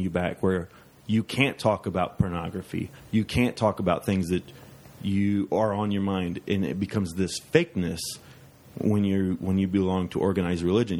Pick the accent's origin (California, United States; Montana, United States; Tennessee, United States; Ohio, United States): Ohio, United States; Dayton; I grew up in East Dayton, Ohio, and uh, it was a poor neighborhood